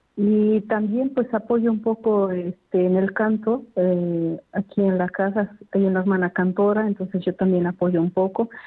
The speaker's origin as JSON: {"language": "Spanish", "region": "Puebla", "country": "Mexico", "moved": "as an adult", "said": "Soy de México, del estado de Puebla."}